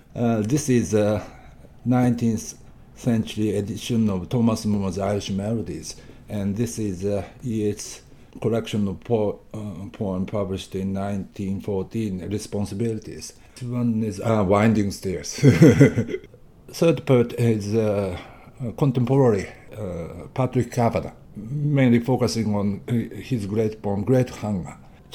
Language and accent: English; Hokkaido, Japan; I was born in Hokkaido. Hokkaido is the northernmost island in Japan and very cold.